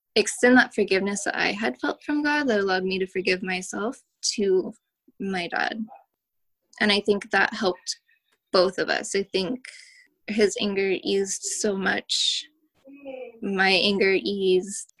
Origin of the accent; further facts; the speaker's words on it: Oakland, California, United States; I'm from the Bay Area, grew up in Oakland